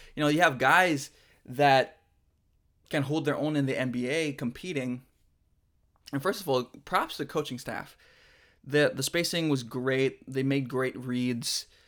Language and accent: English; Philippines; I am Filipino. I did grow up in the Philippines, from the Philippines